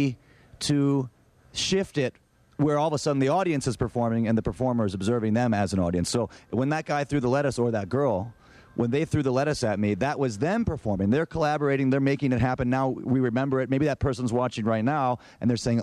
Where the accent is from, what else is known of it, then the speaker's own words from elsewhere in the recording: Ann Arbor, Michigan, United States; Growing up in Ann Arbor